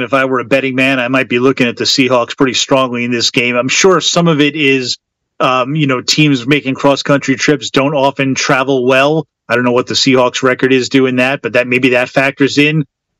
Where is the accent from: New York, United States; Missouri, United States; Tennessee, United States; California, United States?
New York, United States; I grew up in New York watching the Lawrence Taylor Giants.